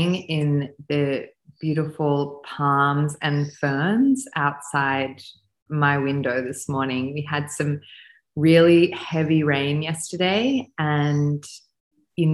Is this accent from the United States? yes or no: no; Australia; also born or lived in France / India; I am an Australian woman with an Eastern European background.